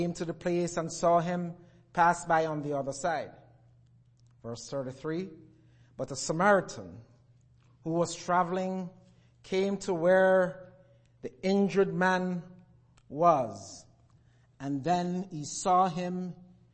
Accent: Jamaica; moved away; As I was growing up in Jamaica

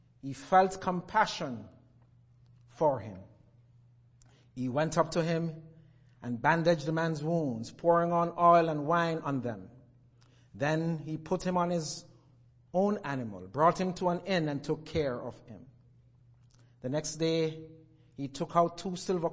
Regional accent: Jamaica; moved away; As I was growing up in Jamaica

